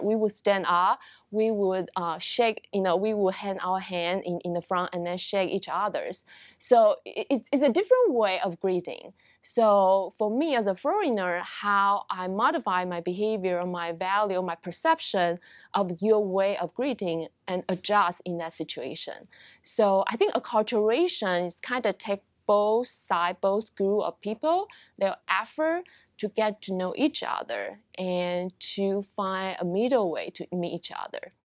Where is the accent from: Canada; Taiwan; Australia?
Taiwan; moved away as an adult; also born or lived in Oregon, United States / Georgia, United States / Connecticut, United States; now in United States; I am originally from Taiwan. Uh, pretty much, uh, grow up and receive my college education in Taiwan